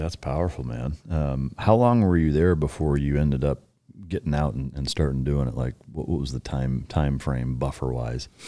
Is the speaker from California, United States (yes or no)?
no; Waterloo, Iowa, United States; my hometown in Waterloo, Iowa